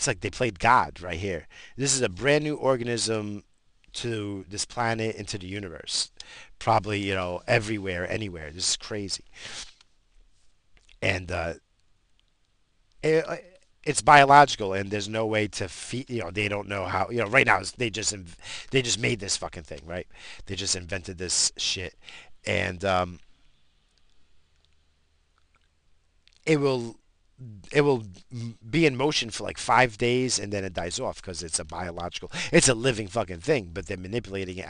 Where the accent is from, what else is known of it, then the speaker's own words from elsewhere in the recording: United States; I'm American